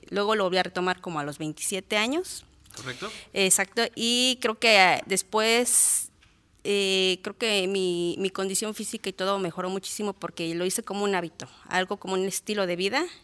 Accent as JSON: {"language": "Spanish", "region": "Guerrero", "country": "Mexico", "tie": "born there", "lives_now": "Tlaltizapán, Mexico", "said": "Yo nací en el estado de Guerrero, pero ya me considero de Morelos. Tengo más de 28 años residiendo aquí, o sea que yo, yo soy de aquí"}